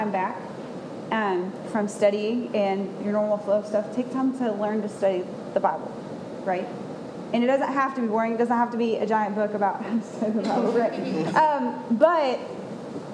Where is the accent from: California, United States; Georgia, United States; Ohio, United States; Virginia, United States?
Georgia, United States; Atlanta; moved away as an adult; also born or lived in Knoxville, Tennessee; I'm from Atlanta